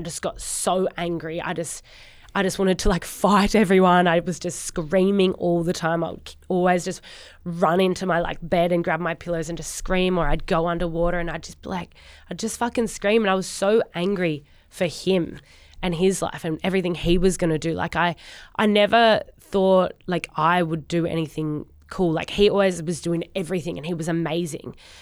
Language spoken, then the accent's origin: English; Sydney, New South Wales, Australia; moved away as an adult; now in Gold Coast, Australia; Grew up in Sydney, in Narrabeen.